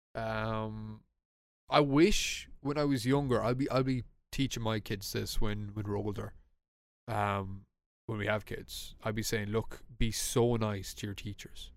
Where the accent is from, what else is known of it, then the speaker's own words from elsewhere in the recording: Ireland; we're an English-speaking country